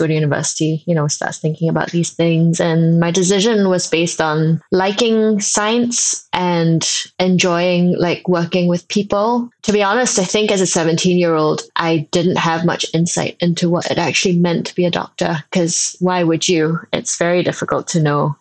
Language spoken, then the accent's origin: English; Singapore; moved away as an adult; now in United Kingdom; I grew up in Singapore. So I actually spent the first 18 years of my life in Singapore.